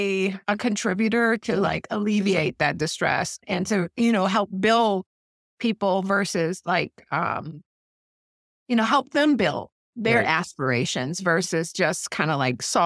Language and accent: English; Detroit, Michigan, United States; moved away; I grew up in Detroit.